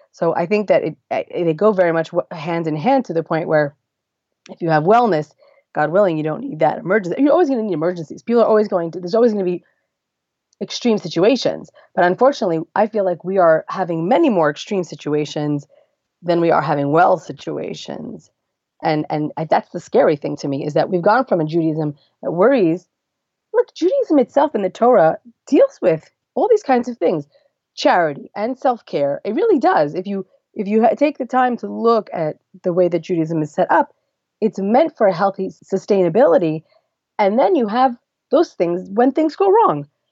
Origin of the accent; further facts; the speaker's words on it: Lakewood, New Jersey, United States; moved away as an adult; now in Beit Shemesh, Israel; I grew up in Lakewood, New Jersey, not far from Philadelphia.